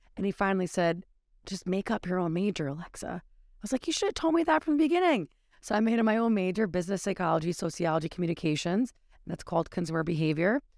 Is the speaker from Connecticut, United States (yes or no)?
yes; Connecticut, United States; I'm a local from Connecticut